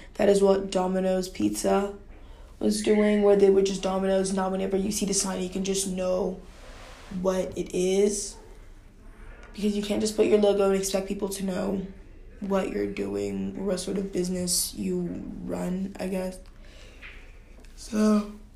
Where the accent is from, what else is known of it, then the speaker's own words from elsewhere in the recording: Nigeria; I grew up in Nigeria